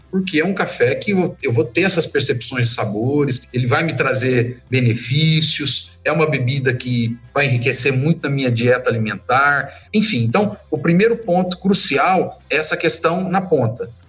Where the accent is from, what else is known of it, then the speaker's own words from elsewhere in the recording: Brazil; eu sou suspeito de falar que sou brasileiro, assim, corre, meu sangue